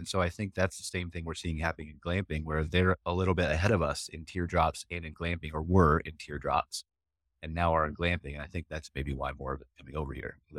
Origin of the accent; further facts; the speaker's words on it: Akron, Ohio, United States; I was born in Akron too.